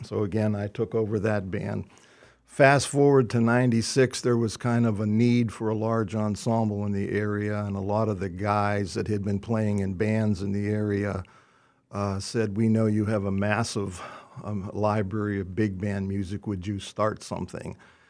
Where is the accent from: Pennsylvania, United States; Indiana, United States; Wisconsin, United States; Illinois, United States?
Pennsylvania, United States; I grew up in just outside of Pittsburgh in a musical family, and my father played trombone